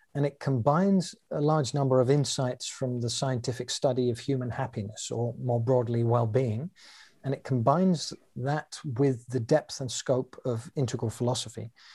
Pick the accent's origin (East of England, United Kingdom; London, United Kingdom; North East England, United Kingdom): London, United Kingdom; now in Amsterdam, Netherlands; I was born in London, England, and I currently live in Amsterdam in the Netherlands